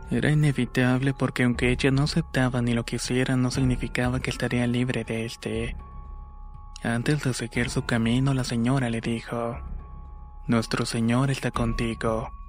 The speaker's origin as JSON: {"language": "Spanish", "region": "Chiapas", "country": "Mexico", "tie": "born or raised there", "lives_now": "North Carolina, United States", "said": "aunque estoy en Carolina del Norte soy originario de Chiapas, México."}